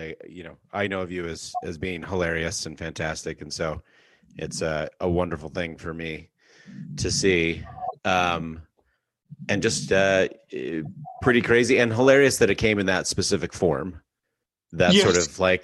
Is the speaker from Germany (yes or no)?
no; Canada; moved away; where I grew up in Canada